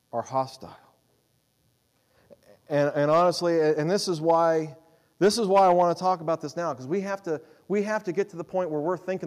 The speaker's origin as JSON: {"language": "English", "country": "United States", "said": "as American Christians"}